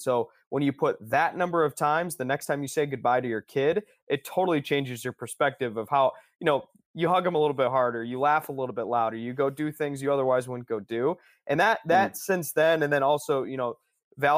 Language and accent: English; Ann Arbor, Michigan, United States; now in Holland, United States; I grew up in Ann Arbor, actually